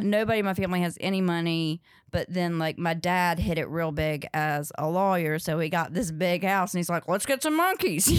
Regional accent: Ridgemont, North Carolina, United States; also born or lived in Louisville / Chicago; now in New York, United States; I grew up in Ridgemont, North Carolina, uh, but nobody knows where that is, so I say Durham

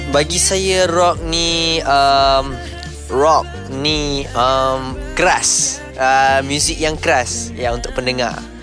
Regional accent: Malaysia; Sebagai rakyat Malaysia

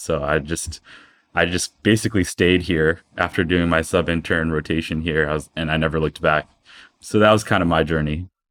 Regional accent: South Brunswick, New Jersey, United States; I was born and raised in New Jersey, in South Brunswick, New Jersey.

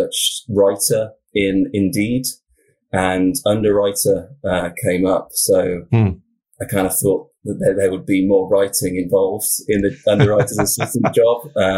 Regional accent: South West England, United Kingdom; I'm from the UK originally. So I'm from Southwest England, kind of the county is called Wiltshire. It's quite a sort of a rural area.

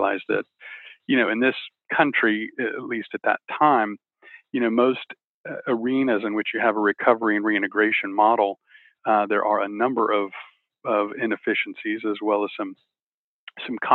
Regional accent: Texas, United States; I'm from Texas.

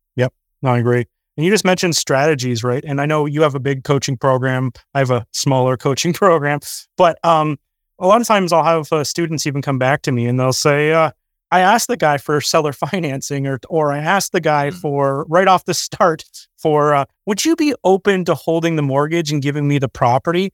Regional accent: Canada; Canadians just being Canadian is more expensive than being an American. We usually get a lower leverage, higher interest rate.

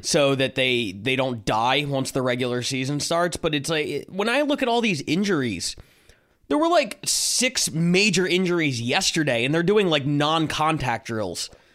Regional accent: Philadelphia, Pennsylvania, United States; I'm coming from Philadelphia

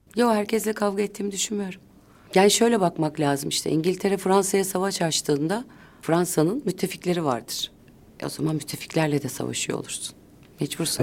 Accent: Ankara, Turkey; Ben çocukluğumu o anneannemle, dedemle, babamla, annemle geçirdiğim yılları ailece biz her cuma ailece Kurtuluş Parkı'na giderdik

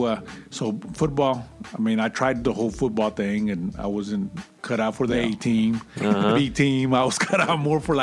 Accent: San Angelo, Texas, United States; I'm born and raised in the barrio

